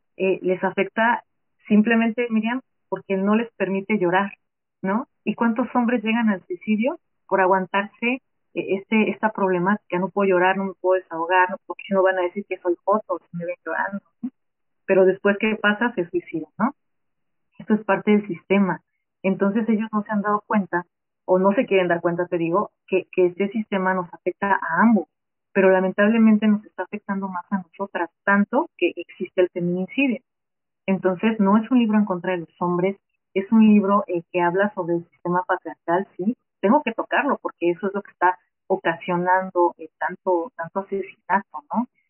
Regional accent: Mexico; nosotras como mujeres, como ciudadanas mexicanas

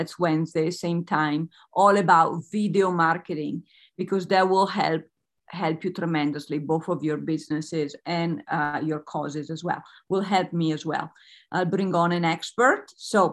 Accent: Italy; I'm Italian.

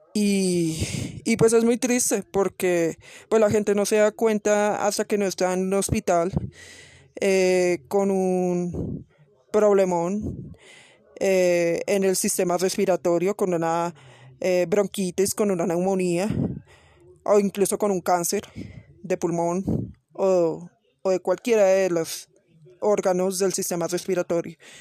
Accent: Bogotá, Colombia; en mi ciudad, Bogotá

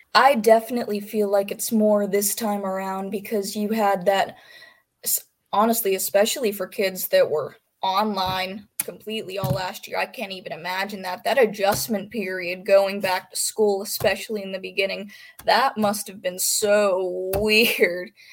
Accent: Pennsylvania, United States; I'm from Pennsylvania

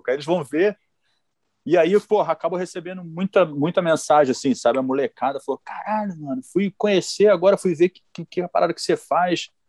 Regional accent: Mesquita, Rio de Janeiro, Brazil; eu e o João somos de Mesquita.

